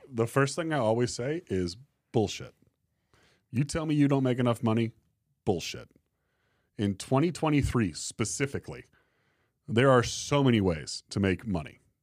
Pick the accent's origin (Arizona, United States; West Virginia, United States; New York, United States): Arizona, United States; Tempe; now in Fort Collins, United States; I'm from Tempe, Arizona